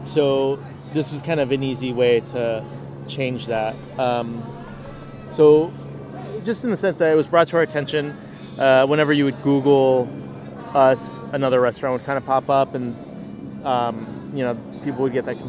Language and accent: English; San Diego, California, United States; now in New York City, United States; growing up in San Diego and like visiting and just being immersed in like a really large Mexican American family